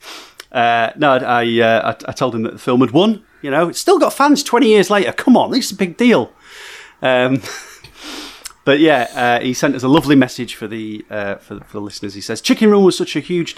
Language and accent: English; England, United Kingdom; We're English, very English